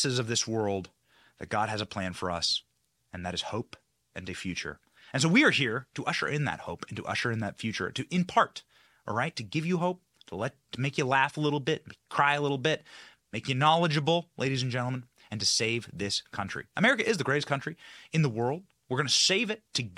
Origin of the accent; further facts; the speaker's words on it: Iowa, United States; my home state of Iowa